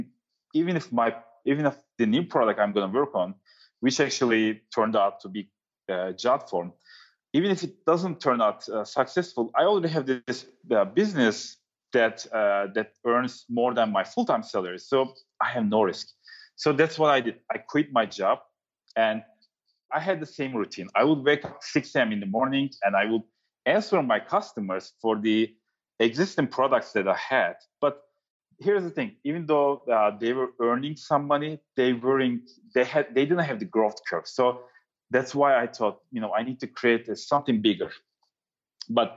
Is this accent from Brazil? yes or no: no; Turkey; moved away; also born or lived in New York City; I'm from Turkey